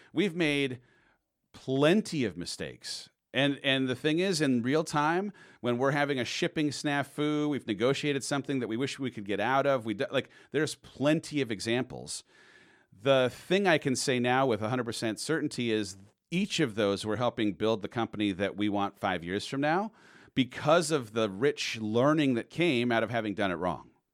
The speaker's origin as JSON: {"language": "English", "town": "San Clemente", "region": "California", "country": "United States", "tie": "born or raised there", "said": "I grew up down in San Clemente."}